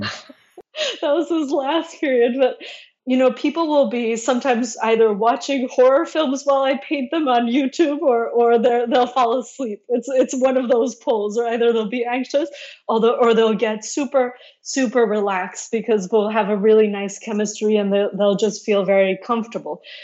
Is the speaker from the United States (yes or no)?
no; Mexico City, Mexico; which actually we had in my garden growing up in Mexico City